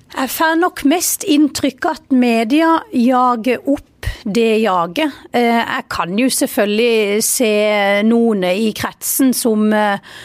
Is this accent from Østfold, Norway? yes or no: no; Vennesla, Agder, Norway; jeg er stolt av, av Vennesla, og jeg er stolt av der jeg kommer fra, og stolt av dialekta